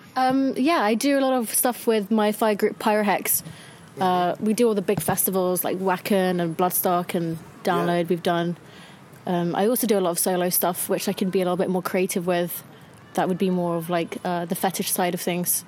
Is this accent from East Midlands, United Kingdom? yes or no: no; London, United Kingdom; born and raised in London